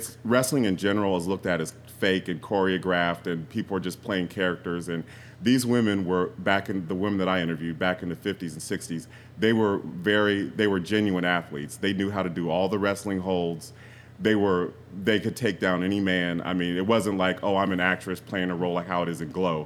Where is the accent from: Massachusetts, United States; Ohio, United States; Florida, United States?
Ohio, United States; Columbus; I grew up in Columbus